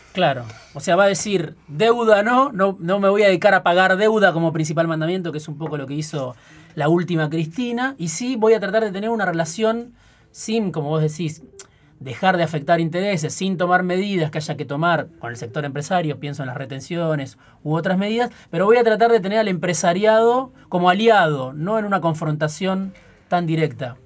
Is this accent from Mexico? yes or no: no; Argentina; los argentinos